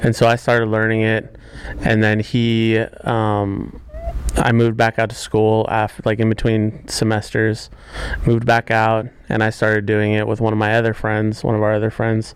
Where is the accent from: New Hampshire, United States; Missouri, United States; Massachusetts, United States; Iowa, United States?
Missouri, United States; St. Louis; So I grew up in Missouri. I'm originally from there